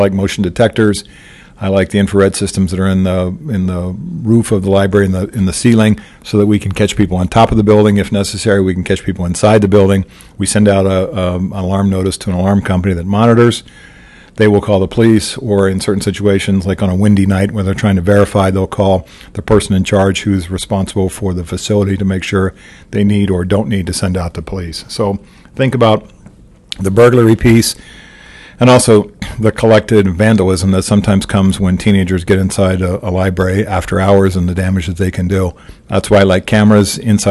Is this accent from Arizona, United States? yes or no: no; Missouri, United States; my home state in Missouri